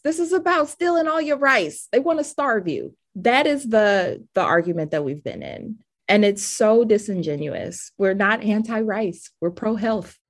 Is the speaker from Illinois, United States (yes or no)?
no; Cleveland, Ohio, United States; moved away; a person born and raised in Cleveland